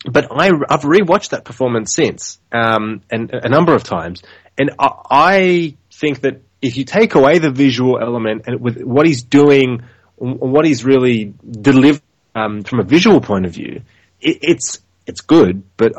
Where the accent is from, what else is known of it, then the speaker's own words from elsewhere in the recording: Tokyo, Japan; I grew up in Tokyo.